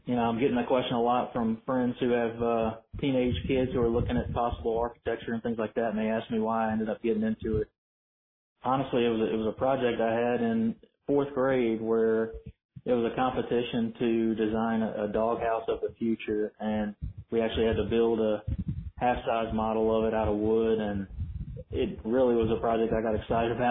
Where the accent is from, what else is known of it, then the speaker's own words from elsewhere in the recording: Baton Rouge, Louisiana, United States; I grew up in Baton Rouge